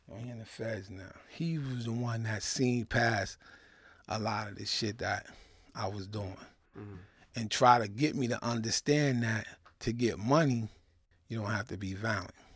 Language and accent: English; New York City, New York, United States; I was born in Kings County Hospital